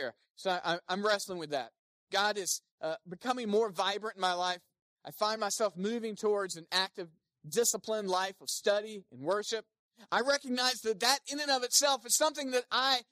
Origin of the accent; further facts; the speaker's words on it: Smithfield, North Carolina, United States; I grew up in Smithfield, North Carolina